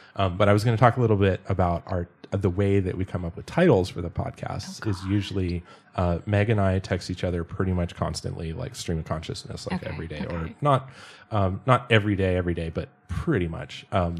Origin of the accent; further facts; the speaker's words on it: United States; now in Germany; because I'm foreign or because I'm from the States